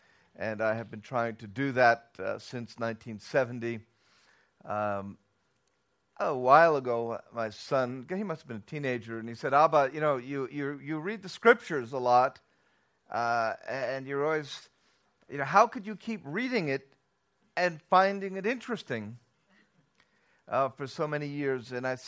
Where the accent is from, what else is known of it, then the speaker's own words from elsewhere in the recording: Bronx, New York, United States; also born or lived in Tel Aviv, Israel; I'm originally from New York, came to the Bronx.